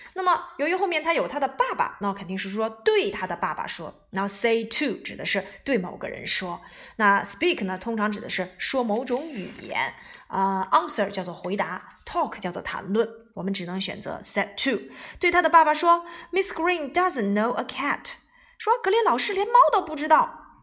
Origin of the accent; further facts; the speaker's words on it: China; 我们中国人当然是名字在前面啦